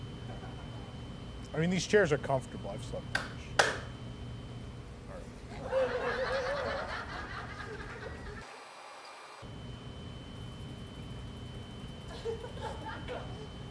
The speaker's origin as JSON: {"language": "English", "town": "New York City", "region": "New York", "country": "United States", "tie": "born or raised there", "said": "I grew up in the Bronx."}